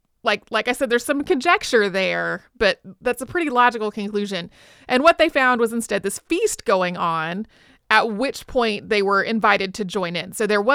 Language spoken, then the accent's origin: English; North Carolina, United States; I grew up in North Carolina, but they were actually doing this in the sort of Southern Virginia foothills.